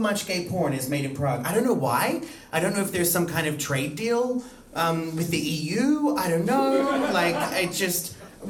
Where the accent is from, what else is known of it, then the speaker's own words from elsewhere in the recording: Australia; moved away as an adult; now in Iceland; I was born in Australia. I lived in Australia my entire life until I left and moved to Europe.